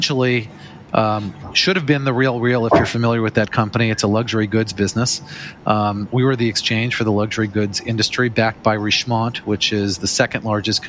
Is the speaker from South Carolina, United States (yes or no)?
no; Los Angeles, California, United States; moved away as an adult; also born or lived in New York City; I'm originally from Los Angeles. I moved to New York City when I was 23 years old to go to law school